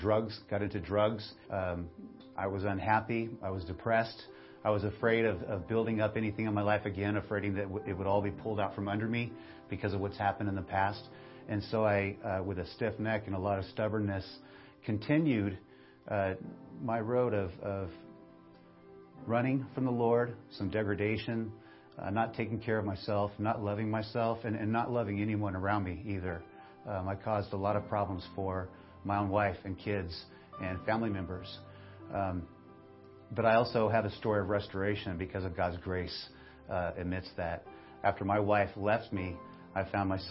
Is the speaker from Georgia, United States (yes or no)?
no; Bakersfield, California, United States; I was born and raised right here in Bakersfield, in this church, Bakersfield First Assembly.